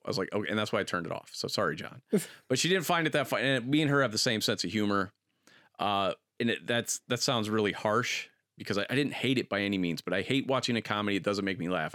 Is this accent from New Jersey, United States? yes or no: no; Akron, Ohio, United States; growing up in Akron